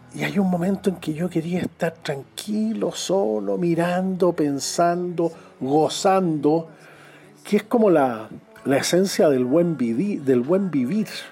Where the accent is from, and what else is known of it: Chile